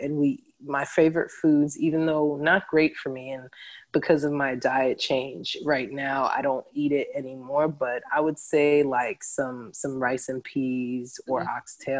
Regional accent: New York City, New York, United States; first language English; Home for me is Jamaica. I know that sounds crazy because I was born and raised here in New York.

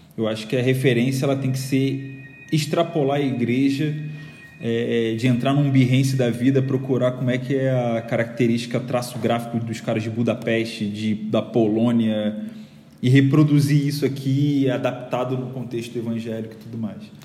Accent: Rio de Janeiro, Brazil; moved away as an adult; now in São Paulo, Brazil; já deve ter percebido meu sotaque, eu sou do Rio

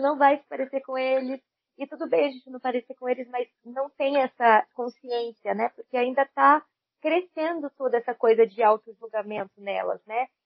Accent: Brazil; somos brasileiras

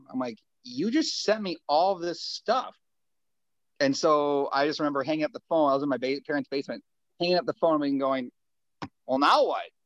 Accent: Springfield, Minnesota, United States; I'm from Springfield, the hometown

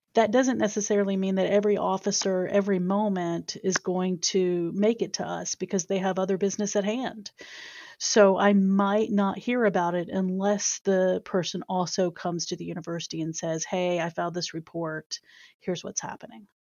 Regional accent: Chesapeake, Virginia, United States; accent: Southern; moved away as an adult; now in Dayton, United States; I am from Chesapeake, Virginia. So occasionally folks who talk with me will hear a little bit of that Southern come out

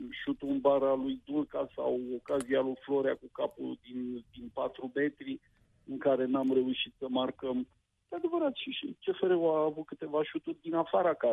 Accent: Oltenia, Romania; dacă sunt oltean jet pe jet.

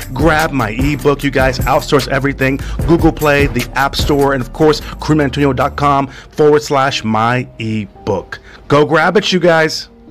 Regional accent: California, United States; moved away; in America, where I'm from, my home country

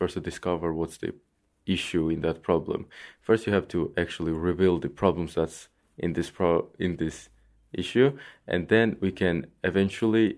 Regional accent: Georgia; now in Ireland; I am from Georgia, which is in between Turkey and Russia

